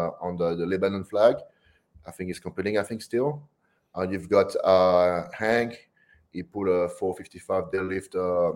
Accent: New Caledonia; now in Australia; I grew up in France, and I grew up in a little French island, it's called New Caledonia.

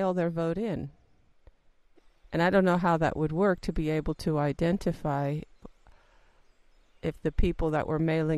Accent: United States; accent: American; I'm an American, I think everybody knew that from my accent

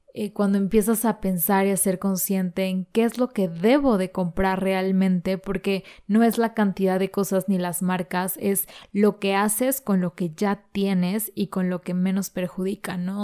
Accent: Mexico; esta desventaja que tenemos como mexicanos

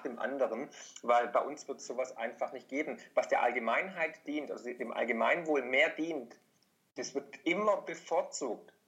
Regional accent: Swabia, Germany; als Schwabe

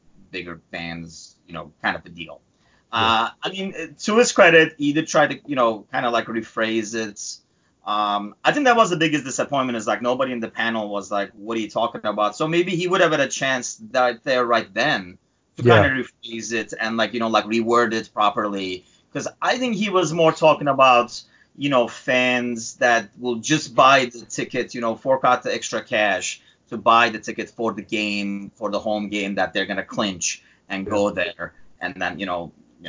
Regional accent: Turkey; now in United States; I'm originally from Turkey

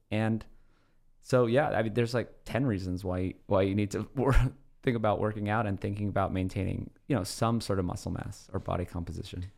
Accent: Oahu, Hawaii, United States; moved away; I grew up in Hawaii completely barefoot.

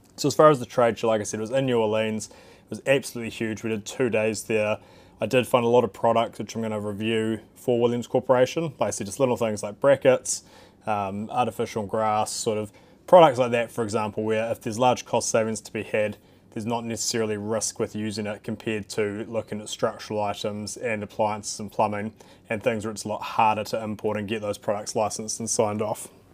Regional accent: New Zealand

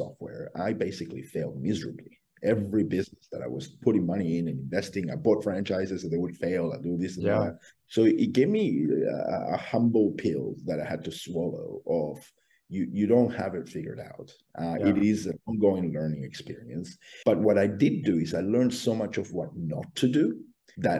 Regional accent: Australia; I come from Australia

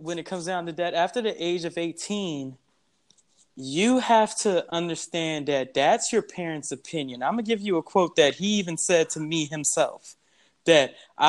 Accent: San Antonio, Texas, United States; Me, I'm actually from San Antonio, Texas, and I grew up in that place. And then also my family's from Louisiana.

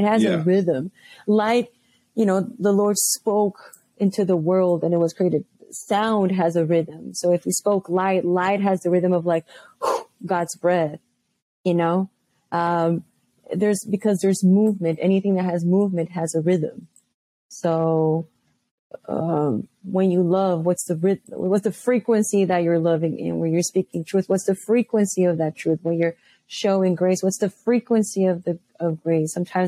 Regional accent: Bogota, Bogotá Capital District, Colombia; also born or lived in Houston / Oakland / Massachusetts; now in Chicago, United States; So, yeah, born and raised in Colombia, Bogota, Colombia. Now I'm here in Chicago.

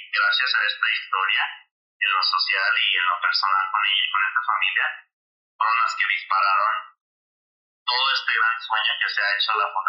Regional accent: Michoacán, Mexico; now in United States; mi ciudad natal, a la tierra Michoacán

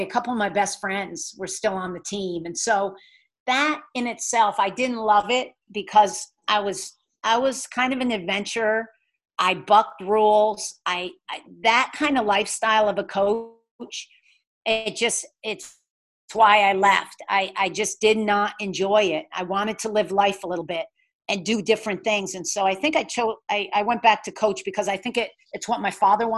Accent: New York City, New York, United States; moved away as an adult; also born or lived in Virginia / Los Angeles / Salt Lake City; walk into Madison Square Garden in my hometown and have thousands of people there that I went to high school

